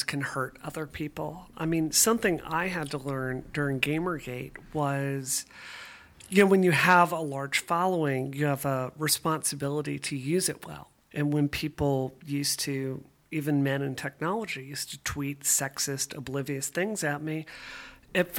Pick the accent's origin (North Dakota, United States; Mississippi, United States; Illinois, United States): Mississippi, United States; now in Boston, United States; I grew up in Mississippi